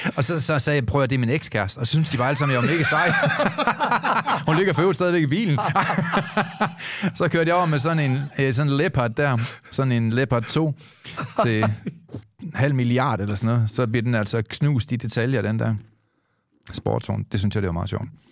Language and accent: Danish; Denmark